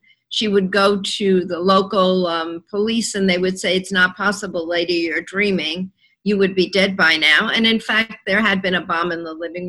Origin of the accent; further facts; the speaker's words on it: New York, United States; also born or lived in London, United Kingdom / Washington, D.C. / Boston; I was born in London, and we moved to America in 1948 to the Upper West Side. Except for the times that I've lived in other parts of the country, such as Washington, D.C. and Boston, the Upper West Side has been my home, my community.